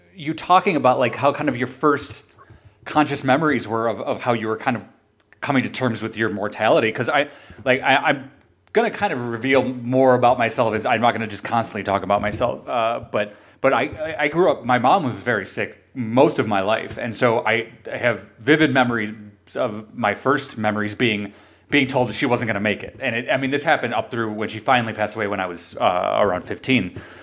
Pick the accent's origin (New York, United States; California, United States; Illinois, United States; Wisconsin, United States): Illinois, United States; Chicago; I grew up in Chicago